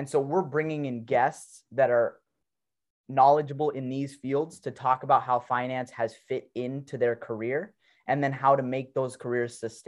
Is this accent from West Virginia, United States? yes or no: no; Portland, Oregon, United States; also born or lived in Raleigh, North Carolina / Washington, District of Columbia, United States; I was born in Raleigh, North Carolina. And then I have grown up here in Portland, Oregon.